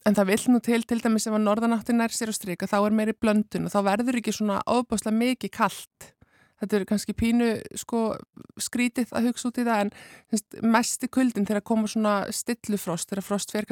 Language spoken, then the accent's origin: Icelandic; Southern Peninsula, Iceland; Ég er frá Suðurnes.